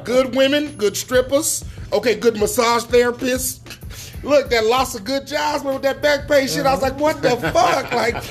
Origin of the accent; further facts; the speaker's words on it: California, United States; moved away; I'm from California, mind you. Yeah. Cali, we got real good-ass Mexican spots.